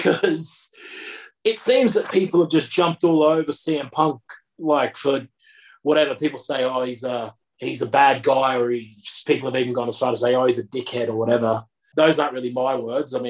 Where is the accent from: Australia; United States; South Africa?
Australia; I'm Australian myself